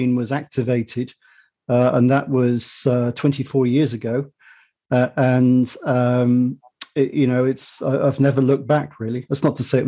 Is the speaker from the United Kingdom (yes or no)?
yes; United Kingdom; accent: British; as your listeners might have deduced from my accent, I'm British, you know, not in the US